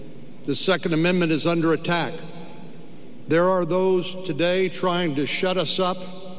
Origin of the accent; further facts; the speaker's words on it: Texas, United States; It's great to be with you here in my home state, the state of Texas.